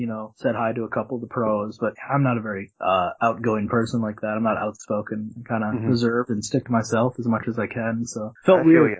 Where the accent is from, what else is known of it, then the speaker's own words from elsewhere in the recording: Minnesota, United States; I'm from Minnesota